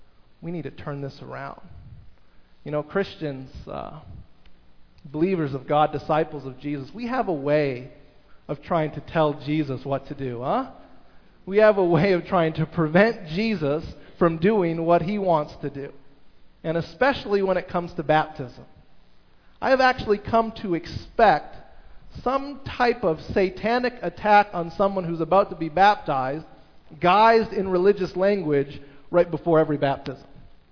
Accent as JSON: {"language": "English", "town": "Toronto", "region": "Ontario", "country": "Canada", "tie": "born or raised there", "also_born_or_lived": "United States", "said": "I grew up in the States and in Toronto"}